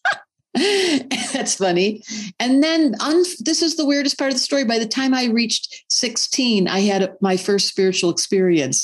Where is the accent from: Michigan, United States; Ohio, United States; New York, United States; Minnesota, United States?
Michigan, United States; Detroit; I grew up in Detroit in a little suburb.